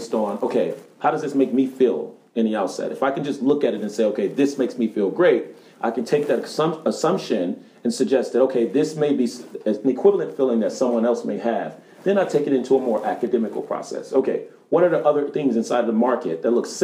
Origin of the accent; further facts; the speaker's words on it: Detroit, Michigan, United States; also born or lived in Chicago, Illinois, United States; now in Los Angeles, United States; I was born in Chicago, raised in Detroit, and recently resided in Los Angeles.